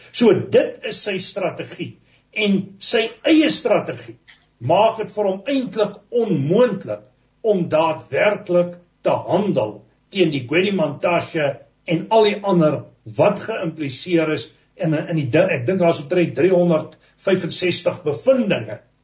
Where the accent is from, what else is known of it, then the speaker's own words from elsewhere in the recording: South Africa; ons praat as Suid-Afrikaners